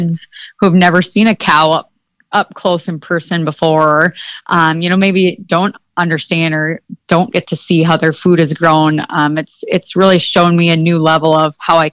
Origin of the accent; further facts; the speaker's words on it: Mitchell, South Dakota, United States; I grew up in Mitchell, South Dakota, and my family raises limousine cattle